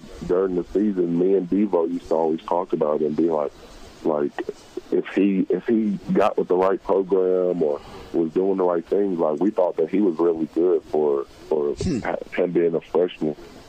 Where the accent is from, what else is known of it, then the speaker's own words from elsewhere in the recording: Arkansas, United States; I'm at my home state